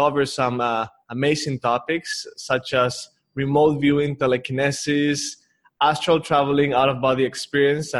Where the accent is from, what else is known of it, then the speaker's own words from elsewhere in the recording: Mexico City, Mexico; moved away; also born or lived in Palawan; I'm from Mexico City originally